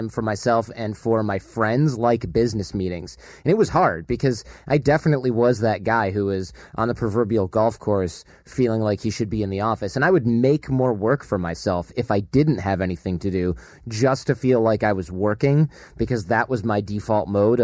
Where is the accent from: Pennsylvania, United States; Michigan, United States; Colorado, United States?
Michigan, United States; we grew up in Michigan